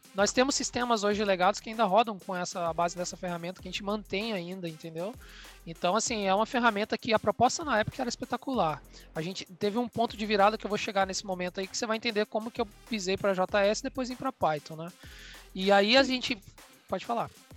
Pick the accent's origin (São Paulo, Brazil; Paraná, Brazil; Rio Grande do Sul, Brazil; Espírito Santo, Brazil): Espírito Santo, Brazil; Vitória; moved away; eu sou capixaba de Vitória